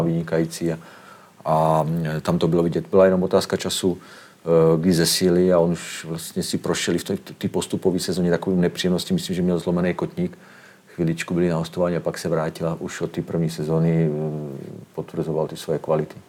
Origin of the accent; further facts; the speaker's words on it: Slovakia; moved away as an adult; now in Drnovice, Czech Republic; oba pocházíme, i manželka pocházíme ze Slovenska